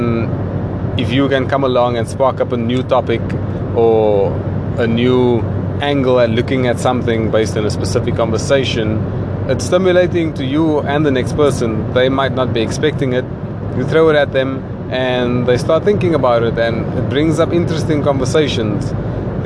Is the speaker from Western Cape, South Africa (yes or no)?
yes; Cape Town, Western Cape, South Africa; me as a South African, we do have a colored community, and me being from Cape Town